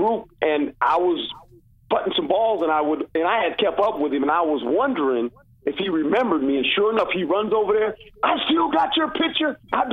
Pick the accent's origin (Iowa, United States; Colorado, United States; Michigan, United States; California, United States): California, United States; Seaside; I grew up in Seaside